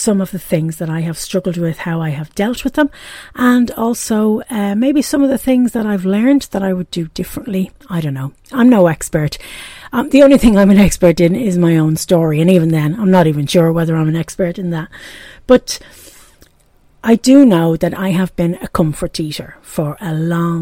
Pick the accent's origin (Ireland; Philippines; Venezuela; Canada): Ireland; Dublin, Leinster; accent: Irish brogue; now in Pontypool, United Kingdom; As you can probably hear from the brogue, I'm from Ireland. I was born and raised in Dublin in Ireland and now I live in Pontypool